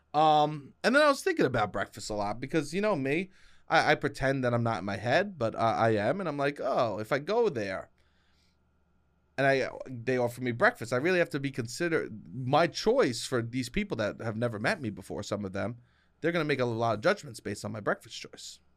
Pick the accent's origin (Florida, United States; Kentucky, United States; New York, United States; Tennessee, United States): New York, United States; Me as a city boy, I like to co-, like, my, because I'm from New York